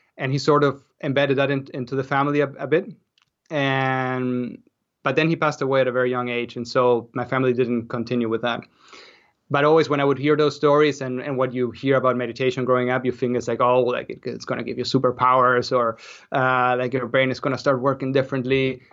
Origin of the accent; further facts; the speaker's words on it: Argentina; moved away as an adult; also born or lived in Austria; now in Canada; I grew up in Argentina, but then I moved to, to Austria to study.